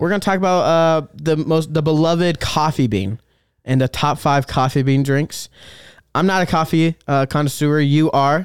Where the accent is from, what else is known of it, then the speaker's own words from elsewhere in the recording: Des Moines, Iowa, United States; now in Dubuque, United States; I'm from Des Moines, and we have a really nice farmer's market in Des Moines